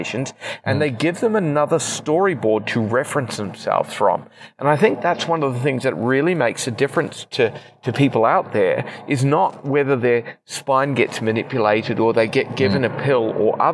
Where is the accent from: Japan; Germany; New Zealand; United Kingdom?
New Zealand; moved away as an adult; also born or lived in Queensland, Australia; now in Australia; we're in the quasi-indiscriminate spot of being New Zealand citizens, which means we don't really count as permanent residents, but we're not New Zealanders anymore either after 15 years